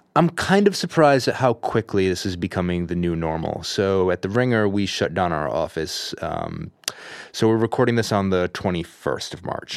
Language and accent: English; Providence, Rhode Island, United States; now in California, United States; I'm originally from Providence, Rhode Island